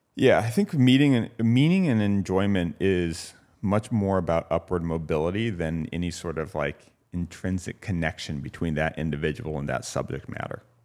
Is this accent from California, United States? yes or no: yes; Santa Ynez, California, United States; born or raised there; also born or lived in Santa Barbara, California